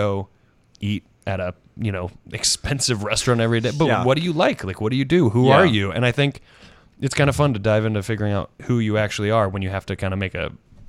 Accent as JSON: {"language": "English", "region": "the South", "country": "United States", "tie": "born or raised there", "said": "I grew up in the South where I kind of thought I'd be married by 25 because that just gets drilled into your head."}